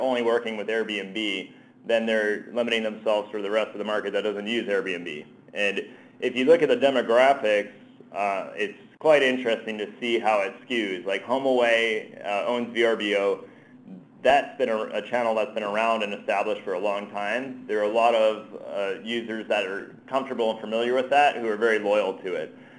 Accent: New Jersey, United States; moved away; I'm originally from New Jersey, so I, I, I learned my gesturing there.

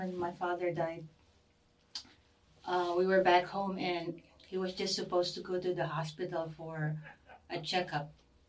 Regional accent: Philippines; first language English; moved away as an adult; also born or lived in Washington, D.C.; now in United States; But I was born in the Philippines, so I know Tagalog.

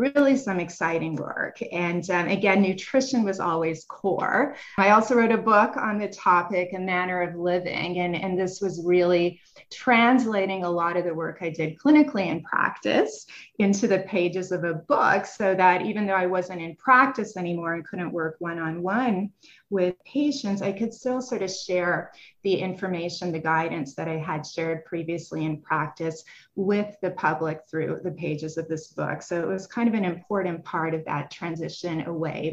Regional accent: Montreal, Quebec, Canada; moved away as an adult; also born or lived in Paris, France / Salamanca, Spain; now in United States; I'm originally from Montreal, Canada, and I did my undergrad work there at McGill University

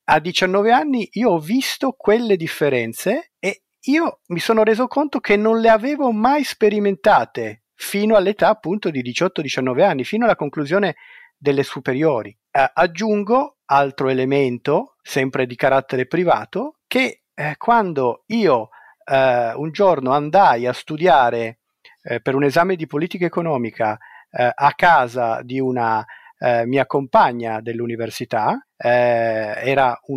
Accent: Ivrea, Piedmont, Italy; io sono mm, nato e cresciuto ad Ivrea e ho scoperto alcune cose. Io sono nato nel 1973, Adriano Olivetti muore nel 1960.

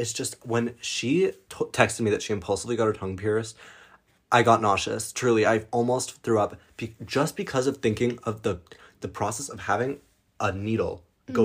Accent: Colorado, United States; now in Europe; I have spent the last couple of weeks in the United States, which we do every summer since we've moved to Europe. We come back and we visit my hometown in Colorado.

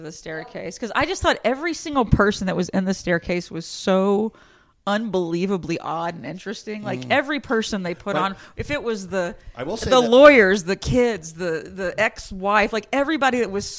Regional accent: Bay City, Texas, United States; moved away; They were in Bay City, Texas. That's where I'm from. That's exactly where I'm from.

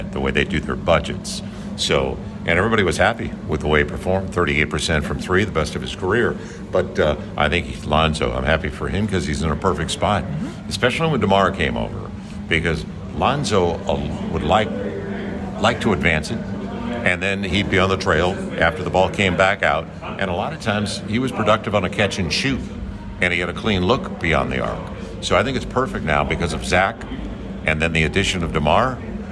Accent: St. Louis, Missouri, United States; now in New Orleans, United States; I grew up in St. Louis

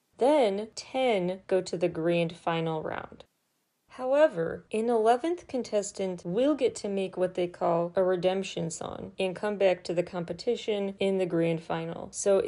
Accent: Illinois, United States; my home state of Illinois

